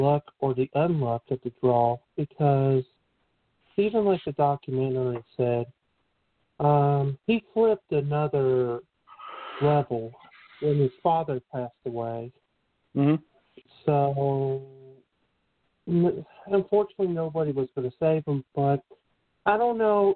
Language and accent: English; Lakeland, Florida, United States; I'm from Lakeland, so in the city of Lakeland